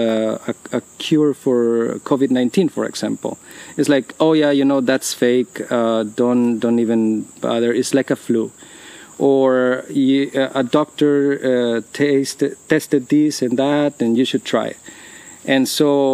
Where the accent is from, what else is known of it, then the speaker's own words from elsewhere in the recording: Guatemala; now in United States; I come from Guatemala